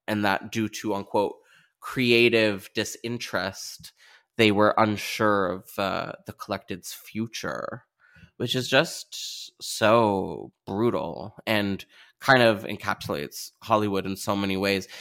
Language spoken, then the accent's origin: English; Canada; as a Canadian